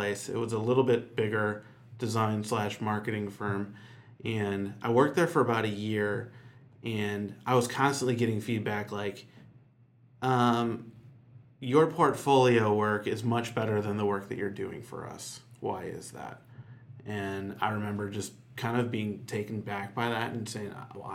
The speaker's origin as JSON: {"language": "English", "town": "Chicago", "region": "Illinois", "country": "United States", "moved": "as an adult", "lives_now": "Nashville, United States", "said": "I'm from Chicago originally"}